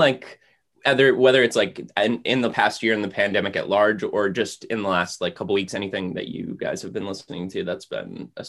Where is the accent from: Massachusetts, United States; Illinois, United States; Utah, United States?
Massachusetts, United States; I also growing up, like always used to in small towns. I'm from Massachusetts